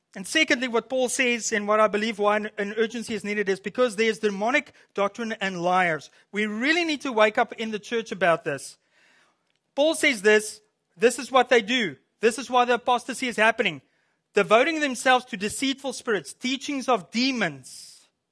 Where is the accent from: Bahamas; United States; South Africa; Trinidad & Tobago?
South Africa; moved away as an adult; also born or lived in Williams Lake, Canada; now in Canada; I'm from South Africa.